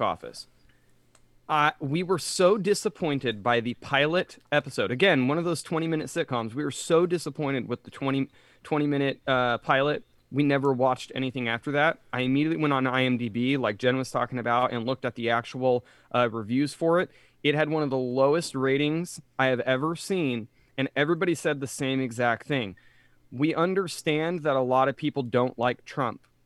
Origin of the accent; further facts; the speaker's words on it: Reading, Pennsylvania, United States; moved away; also born or lived in Jacksonville; Joe and I were raised in Reading.